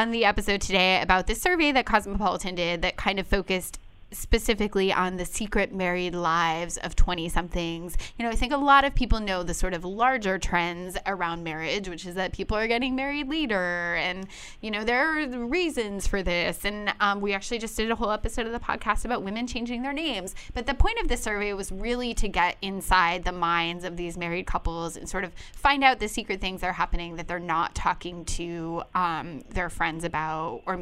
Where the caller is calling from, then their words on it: Boston, Massachusetts, United States; I'm calling from Boston, Massachusetts.